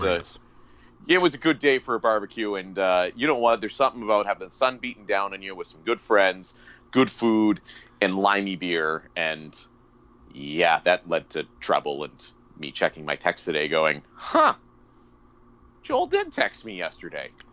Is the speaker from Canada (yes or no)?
yes; Thunder Bay, Ontario, Canada; now in Saskatchewan, Canada; I'm originally from the Thunder Bay area